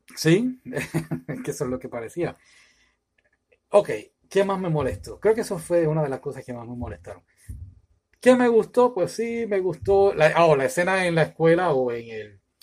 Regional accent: San Juan, Puerto Rico; now in United States; soy puertorriqueño, nací en San Juan, Puerto Rico, estoy residiendo ahora en los Estados Unidos

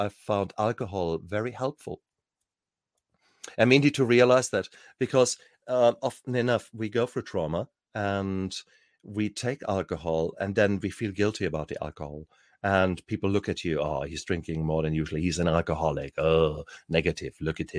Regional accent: Germany; I come from a time, I was born 66, and I grew up in Germany.

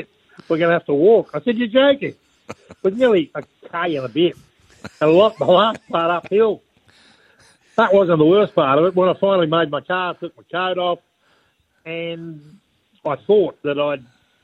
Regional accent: Wollongong, New South Wales, Australia; as a kid growing up in Wollongong

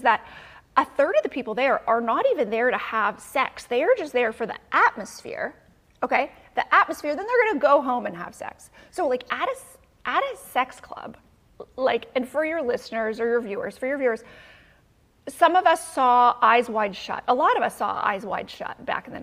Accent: Canada; now in United States; I'm Canadian

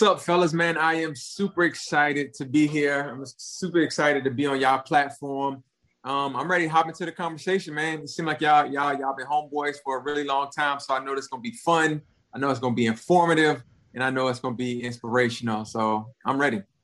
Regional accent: Jasper County, South Carolina, United States; I'm from Jasper County. My dad lived in Beaufort County

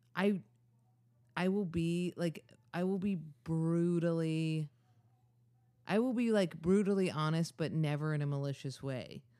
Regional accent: Ithaca, New York, United States; I'm from Ithaca, New York.

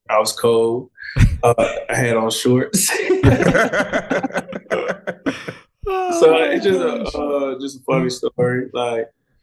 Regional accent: Birmingham, Alabama, United States; moved away as an adult; now in Atlanta, United States; I'm from Birmingham, Alabama, so it's like closer to home

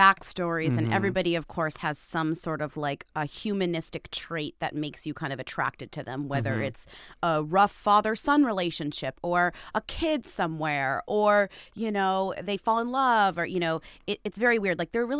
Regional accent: United States

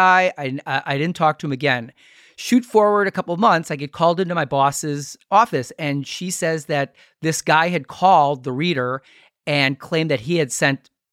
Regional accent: Milwaukee, Wisconsin, United States; We're from Milwaukee

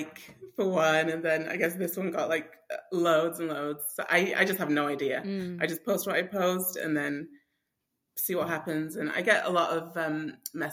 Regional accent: England, United Kingdom; moved away as an adult; now in United States; I'm not from America. I'm from England.

